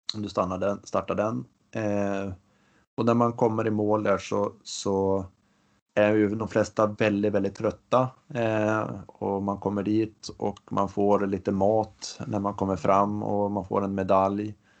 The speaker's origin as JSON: {"language": "Swedish", "region": "Västernorrland County", "country": "Sweden", "said": "hemma i Ångermanland"}